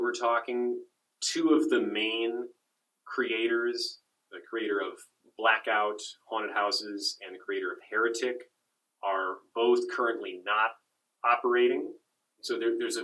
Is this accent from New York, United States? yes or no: no; Chicago, Illinois, United States; I grew up around Chicago